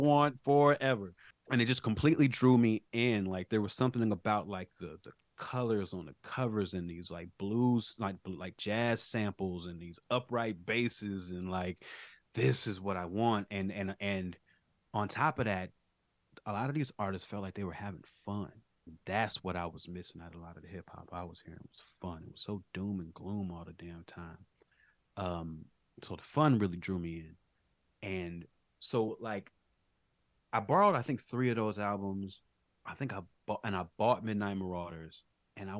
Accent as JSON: {"language": "English", "town": "Chicago", "region": "Illinois", "country": "United States", "tie": "born or raised there", "said": "I grew up on the South Side of Chicago."}